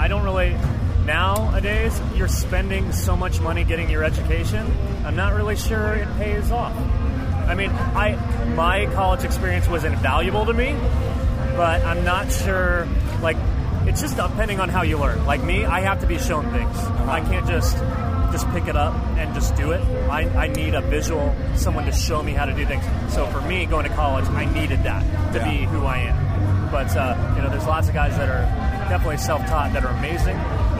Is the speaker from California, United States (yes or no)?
yes; Escondido, California, United States; also born or lived in Washington, D.C. / Whittier; now in Santa Cruz, United States; No. Oh. I grew up in Escondido in North County, San Diego.